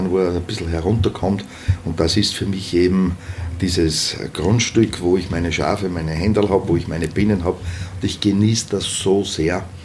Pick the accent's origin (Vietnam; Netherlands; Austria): Austria; Traun, Upper Austria; Naja, ich bin in Traun Vizebürgermeister und daher möchte ich auch in Traun dann Bürgermeister sein. Das ist meine Heimatgemeinde